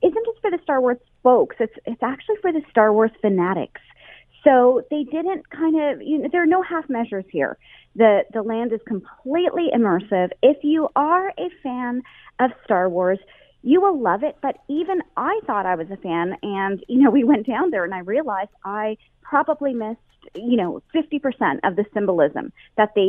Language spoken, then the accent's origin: English; Canada; a Canadian